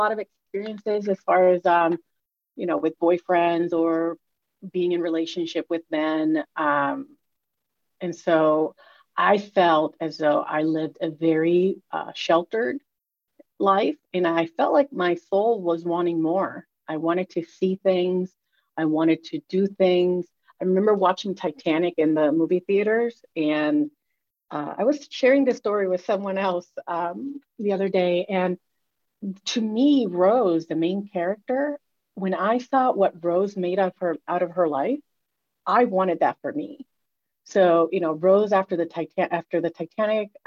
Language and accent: English; Puerto Rico; moved away; also born or lived in United States; I grew up in Puerto Rico, the daughter of Dominican immigrants.